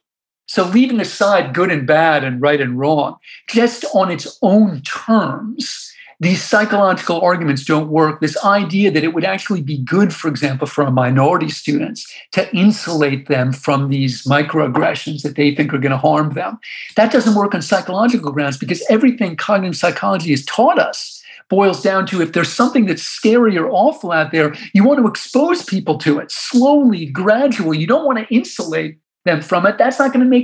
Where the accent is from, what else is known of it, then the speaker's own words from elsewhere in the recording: United States; also born or lived in New York / Washington; I grew up in New York and Washington